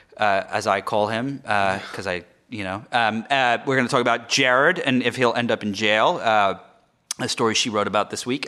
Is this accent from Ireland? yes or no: no; England, United Kingdom; moved away; I'm not from America. I'm, I was born in England